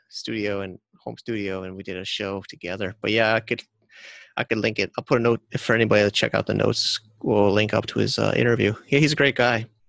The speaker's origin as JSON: {"language": "English", "region": "Connecticut", "country": "United States", "also_born_or_lived": "New Jersey / New York / China", "moved": "yes", "said": "I'm from Connecticut, but I worked in New York"}